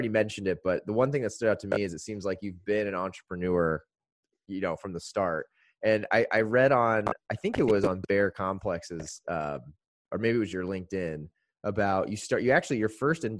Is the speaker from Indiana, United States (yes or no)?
yes; Greenwood, Indiana, United States; also born or lived in Carmel, Indiana; I'm from Greenwood, so like the south side